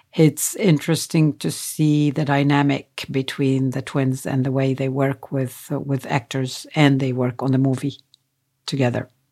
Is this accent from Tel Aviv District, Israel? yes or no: no; Nazareth, Northern District, Israel; I was born in Nazareth